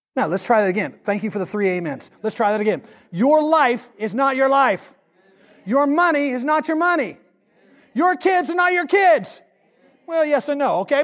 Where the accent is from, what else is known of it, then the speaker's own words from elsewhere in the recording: the South, United States; we're from the South. We're from a gun culture